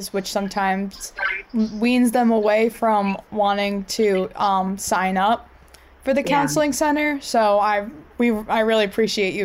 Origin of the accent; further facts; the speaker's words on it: New York, United States; moved away as an adult; now in Rhode Island, United States; I'm from New York